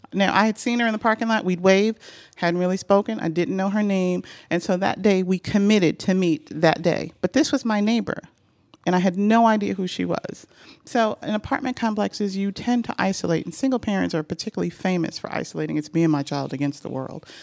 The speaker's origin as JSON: {"language": "English", "region": "New York", "country": "United States", "tie": "born or raised there", "moved": "as an adult", "lives_now": "Atlanta, United States", "said": "I grew up in New York, and on my block, um, you know, everybody on our block knew everyone else"}